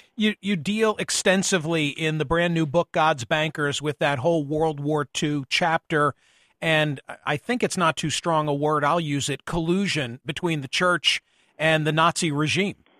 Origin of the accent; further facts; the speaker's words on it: suburbs of Philadelphia, Pennsylvania, United States; my hometown, the community in which I was born and raised